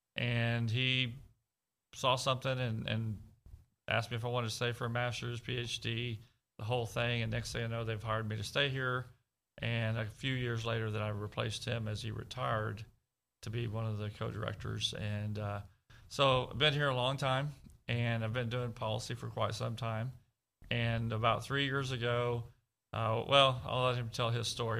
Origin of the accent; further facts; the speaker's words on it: Devine, Texas, United States; I grew up in South Texas, Southwest Texas, in Devine, Medina County, Texas